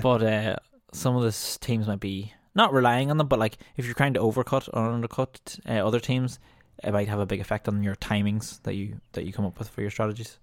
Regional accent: Ireland; as an Irish fan

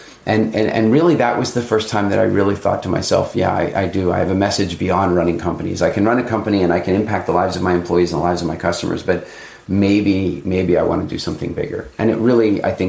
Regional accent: South Africa; I was born in South Africa. My family's been in South Africa.

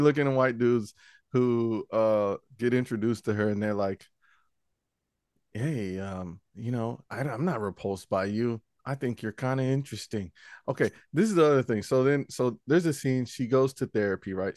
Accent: Charlotte, North Carolina, United States; I grew up in the Charlotte Mecklenburg school system

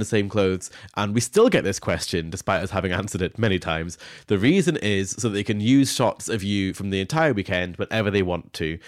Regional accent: Scone, Scotland, United Kingdom; Scone, which is my hometown

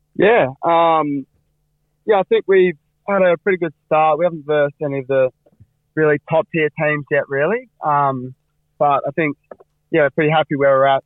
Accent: Fremantle, Western Australia, Australia; for the locals like me and Cam and, uh, a few other boys. It, it means a lot to us growing up in Frio and growing up in East Fremantle

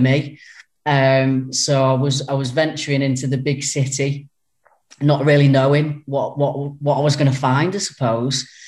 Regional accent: Runcorn, North West England, United Kingdom; I was born and brought up in Runcorn.

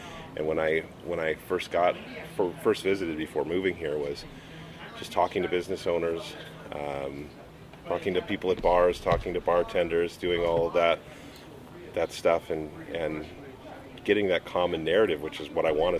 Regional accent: Phoenix, Arizona, United States; moved away as an adult; also born or lived in Portland; now in Fresno, United States; growing up in Phoenix

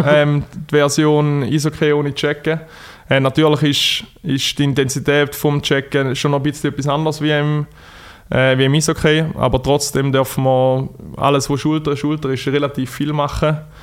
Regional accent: Thurgau, Switzerland; accent: Thurgau dialect; Thurgau gehört man eventuell an meinem Dialekt.

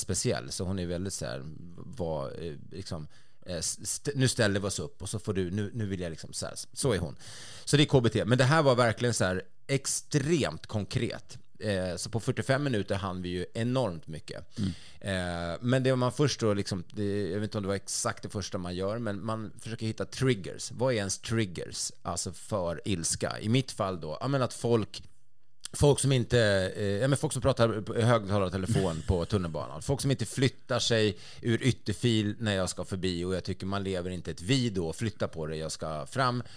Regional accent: Sweden; som svensk

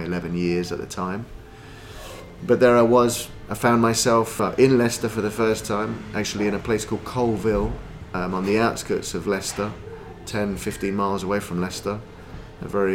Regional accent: Lima, Peru; moved away; I was born in Lima, in Peru

